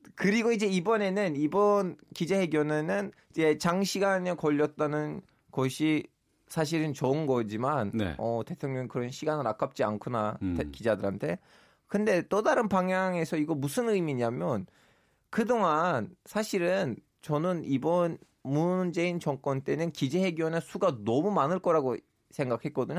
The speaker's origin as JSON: {"language": "Korean", "country": "Turkey", "tie": "born or raised there", "moved": "yes", "lives_now": "South Korea", "said": "제가 터키 출신인데도"}